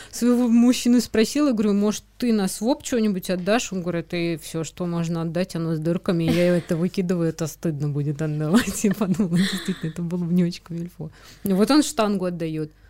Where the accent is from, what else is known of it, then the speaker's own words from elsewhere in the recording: Moscow, Russia; moved away as an adult; now in Saint Petersburg, Russia; Я тоже из Москвы с молодым человеком вот переехала в Питер